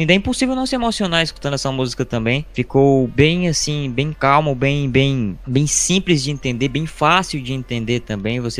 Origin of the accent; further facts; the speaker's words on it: Northeast Region, Brazil; a gente é nordestino, tem um pouco de cordel, a gente se sente um pouco representado nisso, é, que é uma arte nossa aqui, o, o cordel